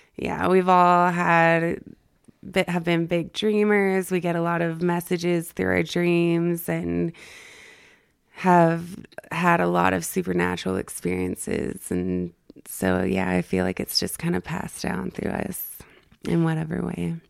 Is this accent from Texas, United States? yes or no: yes; El Paso, Texas, United States; moved away as an adult; also born or lived in Northern California; now in Utah, United States; I grew up in El Paso, Texas. Um, I moved to Northern California when I was eighteen and lived there for about nine or ten years, and now I'm here in Utah